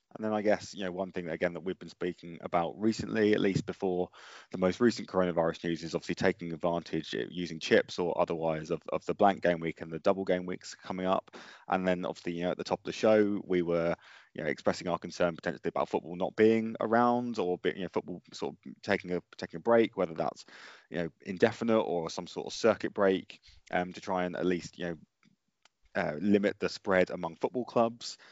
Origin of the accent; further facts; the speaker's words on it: Colchester, East of England, United Kingdom; my hometown team are an E F L team